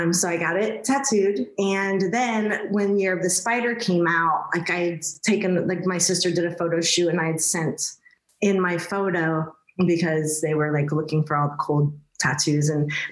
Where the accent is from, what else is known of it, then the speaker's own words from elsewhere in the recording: Kokomo, Indiana, United States; I was born and raised in Kokomo, Indiana